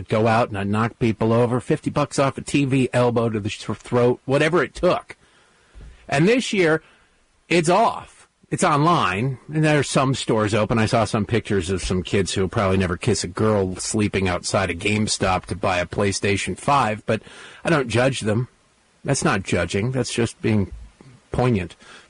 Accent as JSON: {"language": "English", "town": "Redford", "region": "Michigan", "country": "United States", "tie": "born or raised there", "said": "Grew up in a small town called Redford that nobody's ever heard of. It's easier to just say to Detroit because it's six blocks outside of Detroit off of 8 Mile Road."}